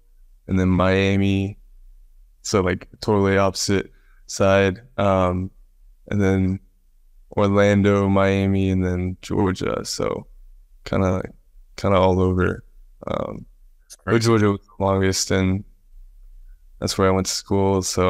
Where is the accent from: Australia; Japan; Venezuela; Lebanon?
Japan; born there; moved away; also born or lived in Dubai / United States; Yeah, it was kind of crazy because I was born in Japan.